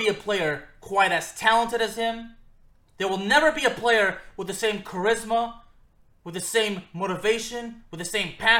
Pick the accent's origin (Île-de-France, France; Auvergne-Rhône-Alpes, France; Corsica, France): Auvergne-Rhône-Alpes, France; Lyon; moved away; also born or lived in Villeurbanne; we were both born in the same city in France. We are both from Lyon